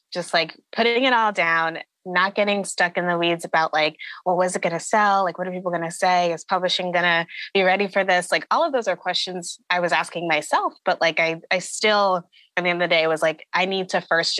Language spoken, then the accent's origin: English; Connecticut, United States; I grew up in Connecticut, in a suburb, mostly around white people for most of my young life